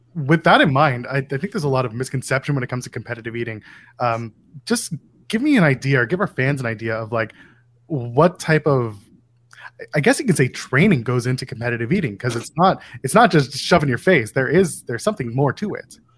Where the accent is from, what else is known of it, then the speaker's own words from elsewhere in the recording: Ottawa, Ontario, Canada; I grew up in Ottawa